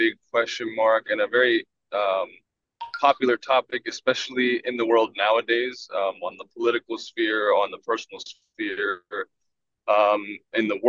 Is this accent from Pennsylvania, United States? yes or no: yes; Philadelphia, Pennsylvania, United States; I'm from the Philadelphia area